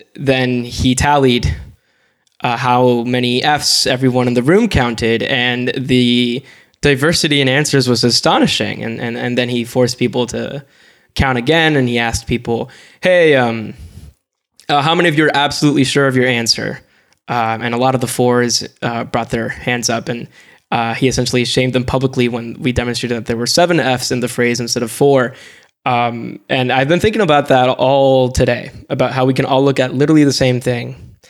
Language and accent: English; Puerto Rico; as someone who identifies as an American, uh, and also a Puerto Rican